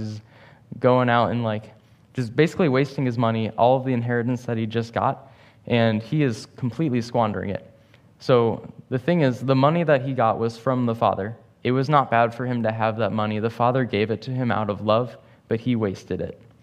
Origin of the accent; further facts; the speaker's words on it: St. Louis, Missouri, United States; moved away; I'm from Saint Louis